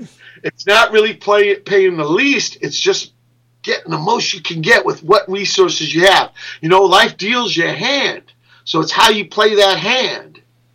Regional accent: Virginia, United States; You know, when I came from Virginia, all I knew was Pedro guys.

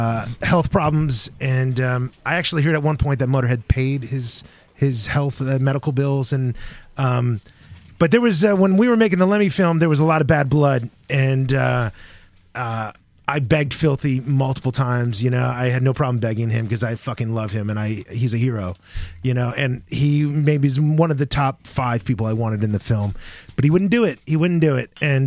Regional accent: Midwest, United States; See, dude, I grew up in the Midwest where, like, you guys probably had all sorts of cool music.

